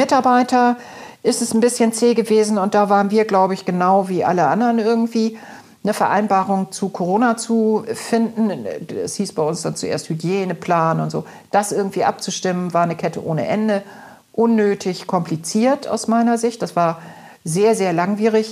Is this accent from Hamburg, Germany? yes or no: yes; Hamburg, Germany; Ich bin auch im Alstertal groß geworden